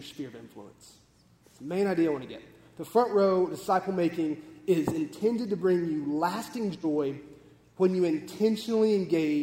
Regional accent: Texas, United States; We grew up in Texas

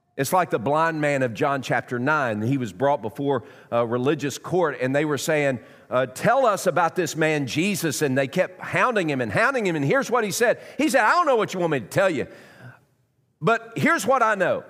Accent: Knoxville, Tennessee, United States; I was born in Knoxville. My extended family is from Knoxville. I'm a South Knoxvillian

